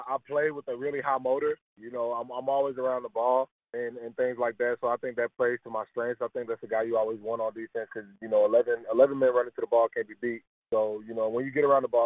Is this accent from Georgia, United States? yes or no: yes; Georgia, United States; moved away as an adult; also born or lived in Purdue University, Indiana; I'm originally from Athonia, Georgia, which is a small city outside of Atlanta, about 30 minutes east